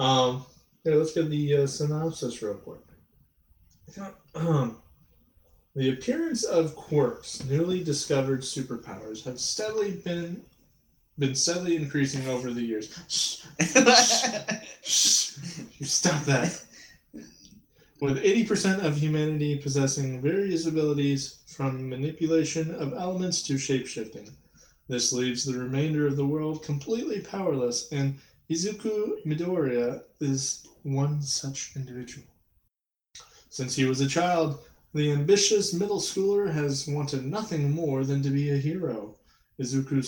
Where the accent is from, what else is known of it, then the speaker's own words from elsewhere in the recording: Illinois, United States; a city in my home state that I could use? Well, Chicago